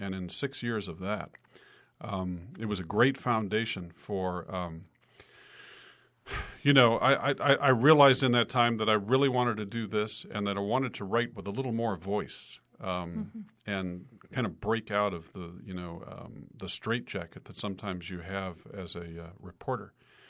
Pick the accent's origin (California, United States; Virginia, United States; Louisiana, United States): California, United States; Yes, I'm from the Bay Area in Northern California.